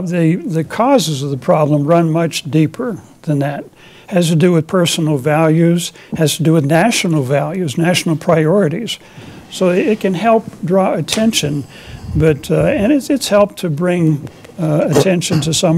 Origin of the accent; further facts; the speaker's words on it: Ohio, United States; I grew up in Ohio near Youngstown, Cleveland, Pittsburgh, Akron